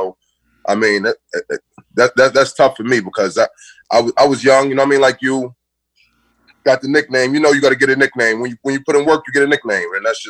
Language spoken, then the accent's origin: English; New York City, New York, United States; And I'm from Brooklyn.